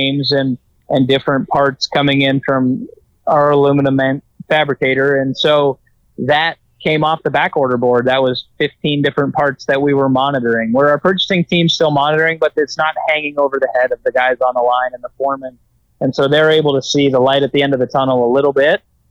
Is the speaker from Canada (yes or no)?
yes; Canada; moved away; also born or lived in Arizona; I grew up in Canada